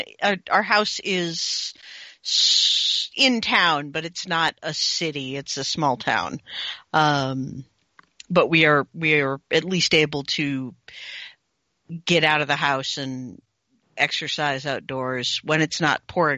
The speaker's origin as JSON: {"language": "English", "region": "Connecticut", "country": "United States", "tie": "born or raised there", "said": "I grew up in Connecticut"}